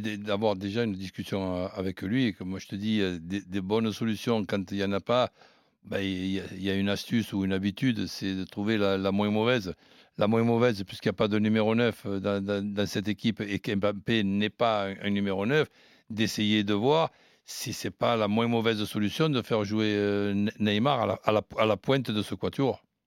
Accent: France; en tant que Français

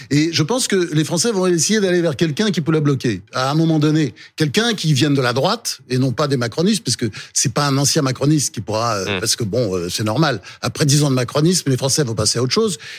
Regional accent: Delaware, United States; born there; je le voyais souvent parce qu'il se trouve que je suis né dans l'État dont il a été longtemps sénateur.

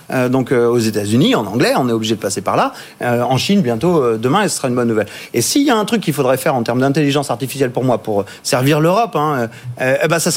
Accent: France; je suis français.

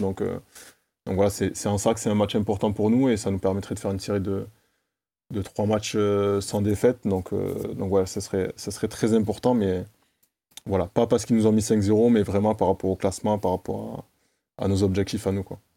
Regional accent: Toulouse, Occitania, France; je suis toulousain

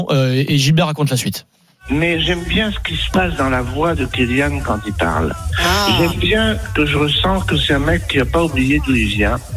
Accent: France; Euh, je suis français.

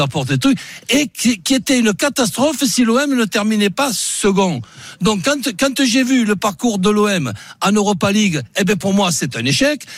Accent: Marseille, Provence-Alpes-Côte d'Azur, France; moi en tant que Marseillais

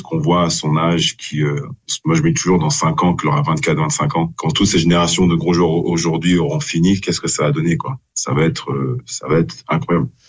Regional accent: France; en tant que Français

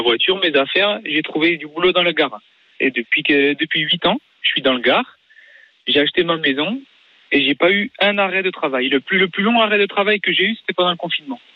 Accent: Lille, Hauts-de-France, France; moved away as an adult; now in Gard, France; je suis parti de chez mes parents, j'ai traversé la France, hein, je venais de Lille

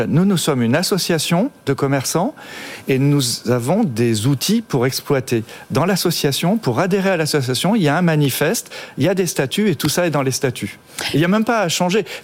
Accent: Brittany, France; breton, hein. je comprends que l'anglais, euh, petit breton.

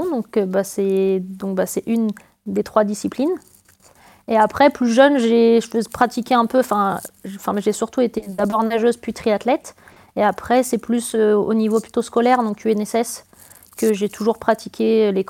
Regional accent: Île-de-France, France; je suis originaire des Yvelines.

